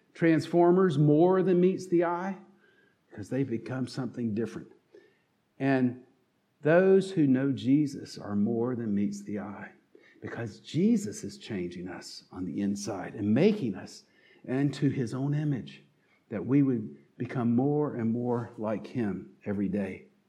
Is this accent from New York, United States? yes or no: no; North Carolina, United States; accent: southern twang; moved away; also born or lived in Pittsburgh region; if you listen closely, will detect a southern twang in my voice, and you can know that I'm from North Carolina